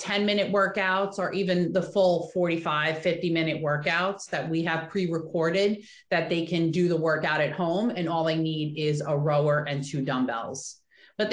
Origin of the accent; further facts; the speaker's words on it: Oceanside, California, United States; I grew up in Oceanside